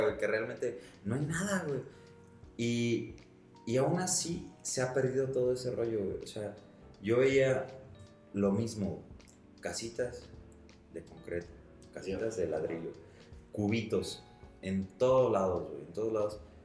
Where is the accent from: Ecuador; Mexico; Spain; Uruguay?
Mexico; Tamayo; yo soy de Tamayo